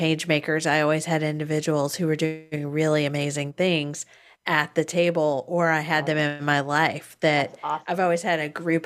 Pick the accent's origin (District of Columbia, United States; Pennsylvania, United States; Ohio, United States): District of Columbia, United States; Washington; now in Florida, United States; And I grew up in the Northeast around Washington, D.C. area. And so prior to moving to Florida